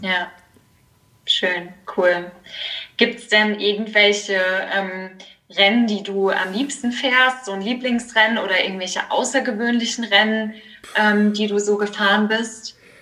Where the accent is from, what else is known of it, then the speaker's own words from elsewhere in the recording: Kaiserslautern, Rhineland-Palatinate, Germany; moved away as an adult; now in Mannheim, Germany; ich komme nämlich aus Kaiserslautern